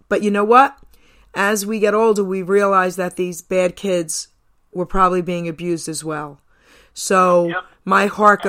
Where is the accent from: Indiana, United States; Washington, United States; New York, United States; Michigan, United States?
New York, United States; New York City; moved away; also born or lived in New Jersey; I grew up in Long Island City, New York